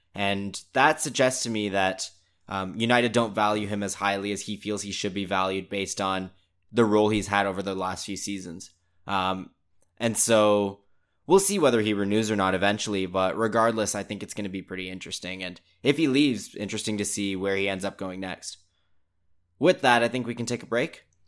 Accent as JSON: {"language": "English", "country": "Canada", "tie": "born or raised there", "said": "I think growing up in Canada"}